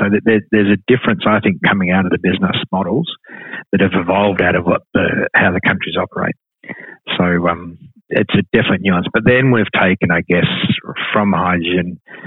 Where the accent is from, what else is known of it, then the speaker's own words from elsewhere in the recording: Australia; moved away as an adult; now in New Zealand; I'm originally Australian and moved here in 2012 and moved here for a reason.